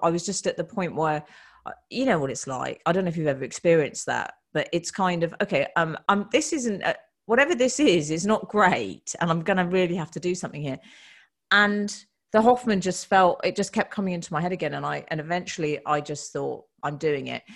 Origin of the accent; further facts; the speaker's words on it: United Kingdom; We're British women